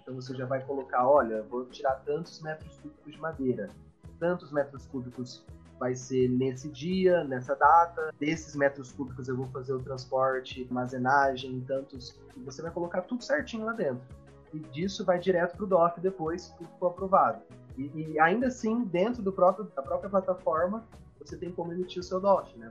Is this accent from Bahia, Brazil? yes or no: no; Curitiba, Paraná, Brazil; eu sou de Curitiba, estou em Curitiba no momento